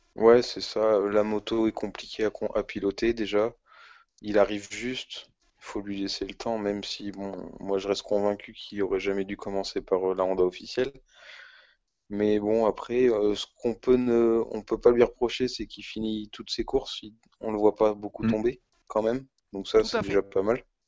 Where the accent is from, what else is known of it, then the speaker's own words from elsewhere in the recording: France; En tant que Français chauvin